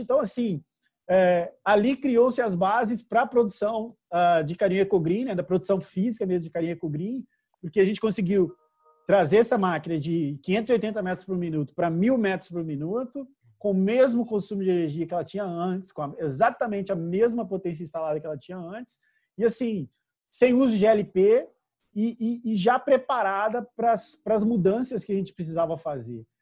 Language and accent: Portuguese; Minas Gerais, Brazil; eu, e a Ademar somos mineiros